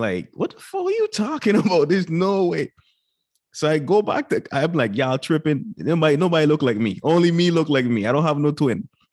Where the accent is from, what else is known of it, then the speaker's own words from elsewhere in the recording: U.S. Virgin Islands; moved away as an adult; now in United States; born and raised in Saint Croix, you know, that's for part of the U S Virgin Islands